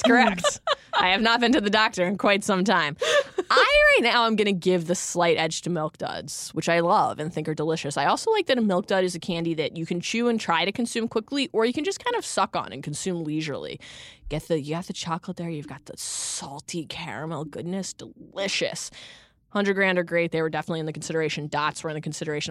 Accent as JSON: {"language": "English", "region": "Maryland", "country": "United States", "tie": "born or raised there", "said": "growing up in Maryland"}